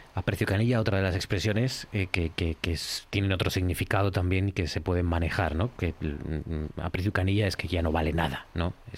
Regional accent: Cudillero, Asturias, Spain; now in Oviedo, Spain; soy de Cudillero

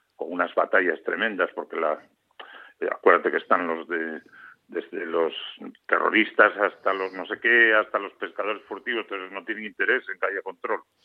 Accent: Gijón, Asturias, Spain; also born or lived in Infiesto, Asturias / Oviedo; soy de infiesto, pero descubrí la mar, creo recordar, con el maestro de, allí, de mi pueblo, de Lozana, en de Sella. Pero a ver, realmente soy, un, eh, soy de allí, eh, o sea, me honro de haber nacido allí, eh, pero soy gijonés, ¿no? O sea, quiero decir que siempre viví en Gijón

